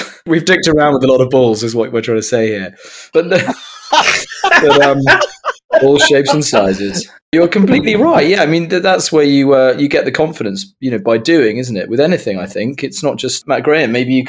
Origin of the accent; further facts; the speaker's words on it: Somerset, South West England, United Kingdom; growing up in Somerset was I learned to drive in a field